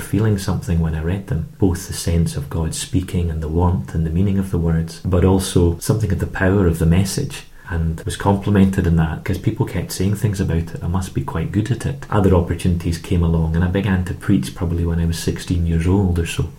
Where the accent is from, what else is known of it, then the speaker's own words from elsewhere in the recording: Edinburgh, Scotland, United Kingdom; also born or lived in Canada; I'm from Edinburgh